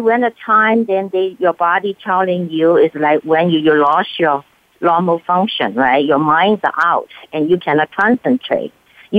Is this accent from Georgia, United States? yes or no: no; California, United States; So I come from California.